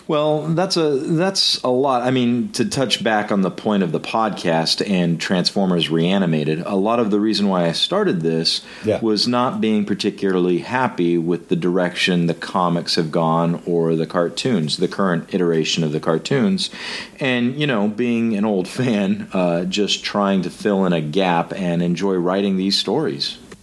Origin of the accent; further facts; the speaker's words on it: United States; being an American